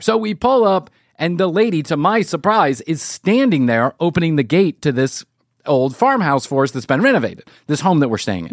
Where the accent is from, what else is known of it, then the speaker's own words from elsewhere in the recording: United States; being the spoiled you know brat from the united states of america